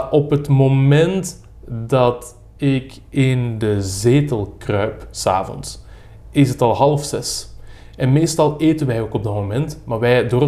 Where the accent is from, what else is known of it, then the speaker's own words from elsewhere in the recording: Mechelen, Flanders, Belgium; now in Brussels, Belgium; Ik ben van Mechelen. Hè. Ik, woon ik woon al heel lang in Brussel, maar ik ben van Mechelen.